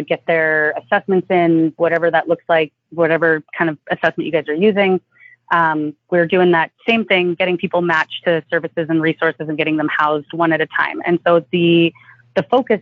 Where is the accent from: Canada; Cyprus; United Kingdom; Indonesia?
Canada; now in Los Angeles, United States; being Canadian here in the States